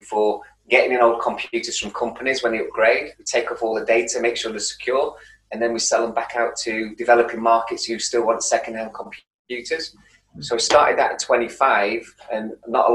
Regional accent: Manchester, North West England, United Kingdom; accent: Manchester; a place called Prestwich in North Manchester, which is 3 or 4 miles away from the city centre. I think when I say the word Manchester, my accent really bloody comes out

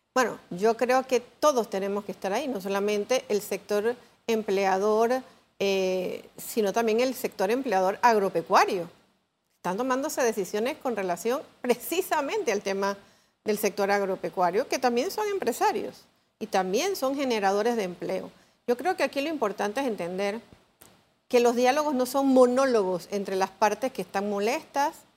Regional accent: Panama; como panameños

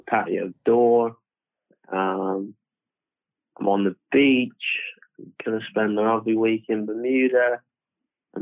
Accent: Camborne, South West England, United Kingdom; moved away as an adult; also born or lived in Hayle, England; now in Las Vegas, United States; I'm actually from Camborne. I grew up there, went to primary school there

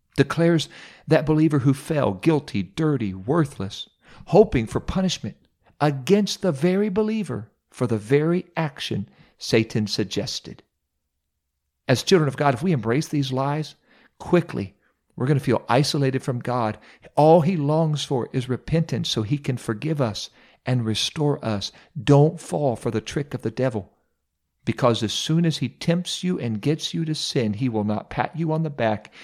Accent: Mount Vernon, Ohio, United States; I served as pastor of Apostolic Church here in my hometown, home church here in Mount Vernon, Ohio

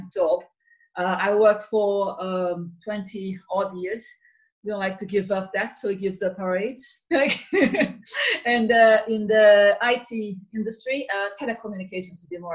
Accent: Rio de Janeiro, Brazil; now in United Kingdom; I'm from Rio

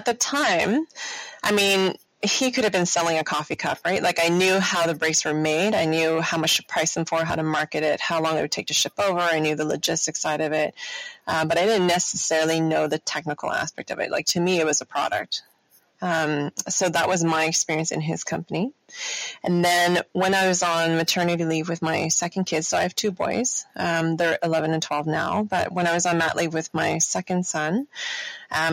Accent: Toronto, Ontario, Canada; I was born and raised in Toronto.

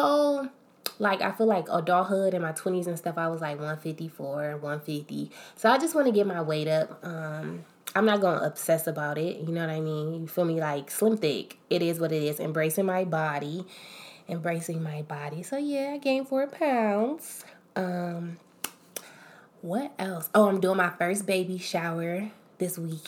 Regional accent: Akron, Ohio, United States; I'm from Akron, Ohio

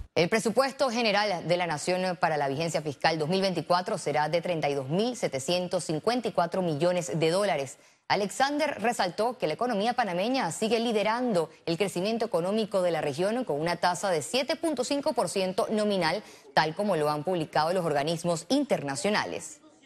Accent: Costa Rica; lo digo yo como costarricense

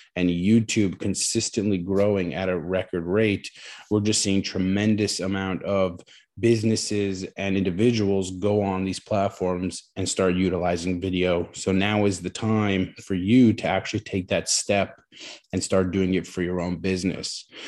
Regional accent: New Jersey, United States; moved away as an adult; also born or lived in Queens, New York; I'm originally from New Jersey

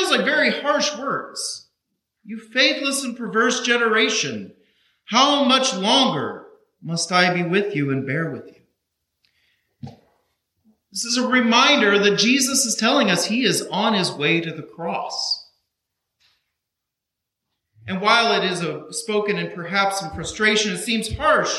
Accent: Kansas, United States; now in Burlington, United States; I grew up in Kansas

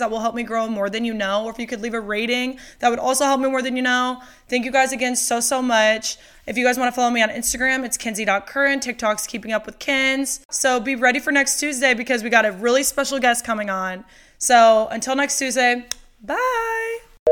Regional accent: Iowa, United States; moved away as an adult; also born or lived in Ames, Iowa / Los Angeles / Nashville; I grew up in Iowa.

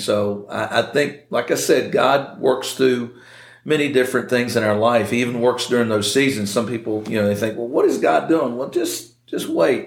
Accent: Nortonsville, Virginia, United States; I grew up in Nortonsville.

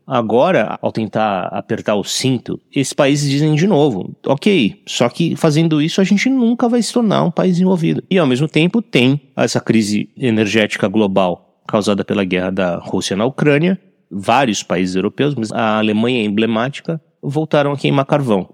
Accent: Brazil; como brasileiro

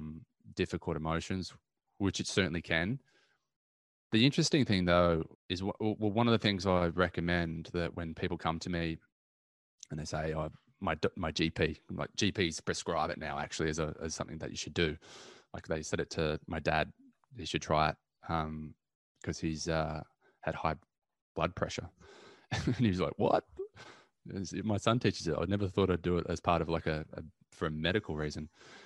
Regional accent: Newcastle, New South Wales, Australia; Going for a surf. Growing up in Newcastle. It's one of the key things that you pretty much do when you're around there. So I grew up surfing, so I love that.

